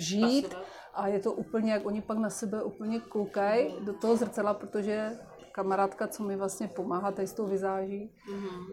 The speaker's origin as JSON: {"language": "Czech", "region": "Moravia", "country": "Czechia", "said": "u nás na Moravě"}